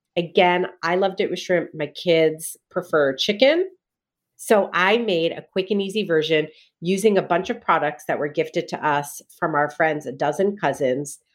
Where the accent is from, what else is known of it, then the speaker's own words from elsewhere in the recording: New Jersey, United States; I grew up in Jersey